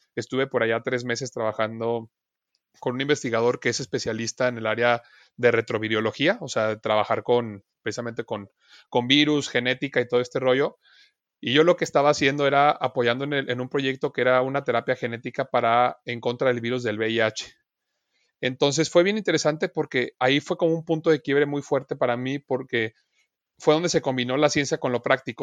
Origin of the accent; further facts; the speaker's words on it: Guadalajara, Jalisco, Mexico; moved away as an adult; now in Chihuahua, Mexico; yo no soy de Chihuahua, yo soy de Guadalajara, Jalisco, yo nací allá, este, estudié allá toda mi carrera